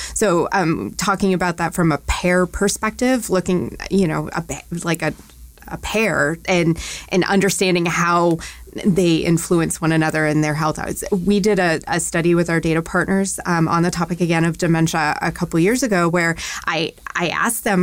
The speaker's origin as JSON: {"language": "English", "region": "Maine", "country": "United States", "tie": "born or raised there", "moved": "as an adult", "lives_now": "Louisville, United States", "said": "I grew up in New England. I grew up in Maine specifically"}